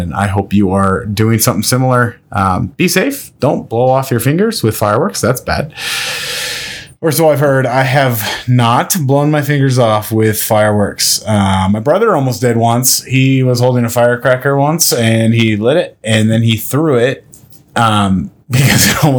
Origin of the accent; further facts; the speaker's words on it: Nebraska, United States; I'm not from Minnesota. I am born and raised in Nebraska, but I, for some reason, inherited that weird A sound thing.